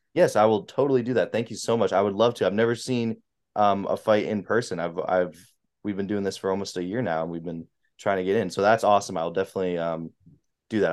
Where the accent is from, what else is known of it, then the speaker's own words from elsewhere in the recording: New Hampshire, United States; I'm from New Hampshire